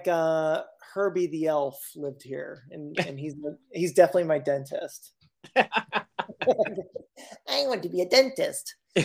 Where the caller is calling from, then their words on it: Massachusetts, United States; I'm calling from the Berkshires in Western Massachusetts.